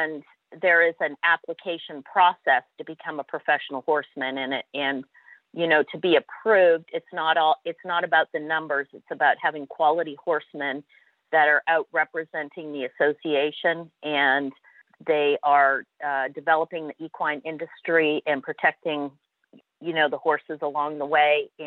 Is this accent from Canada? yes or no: yes; Canada; accent: Canadian twang; I'm a Canadian, a proud Canadian, diehard Canadian